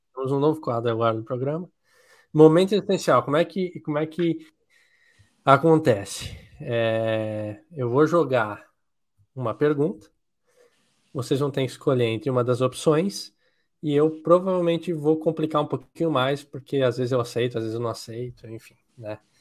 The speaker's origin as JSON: {"language": "Portuguese", "country": "Brazil", "said": "Eu sou brasileiro"}